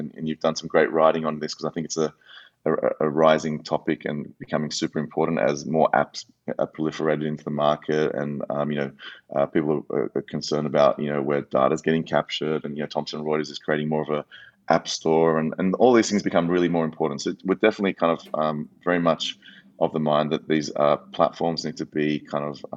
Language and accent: English; Australia; moved away; also born or lived in United States; as an Australian living in the US, previously